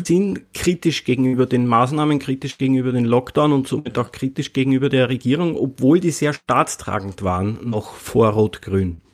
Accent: Lower Austria, Austria; now in Vienna, Austria; ich lebe in Wien, ich komme eigentlich vom Land aus Niederösterreich, so, so ein kleines Kaff

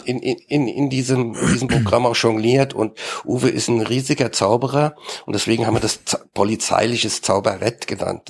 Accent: Mainz, Rhineland-Palatinate, Germany; selbst bin ich Mainzer.

